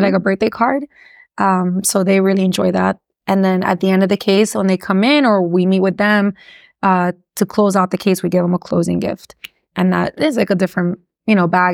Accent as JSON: {"language": "English", "town": "Miami", "region": "Florida", "country": "United States", "tie": "born or raised there", "also_born_or_lived": "Gainesville, Florida", "accent": "Miami", "first_language": "English", "said": "the people like myself who were born here, who speak English, that's really my first language and went to school here"}